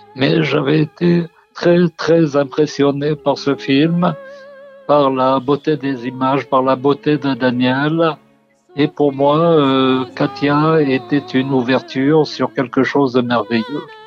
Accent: Algiers, Algiers Province, Algeria; Je suis né à Alger et il y avait euh, deux cinémas dans mon quartier.

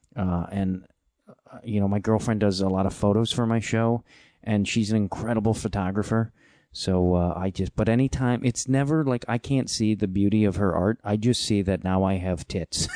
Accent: Midwest, United States; also born or lived in Chicago; I'm a Midwesterner

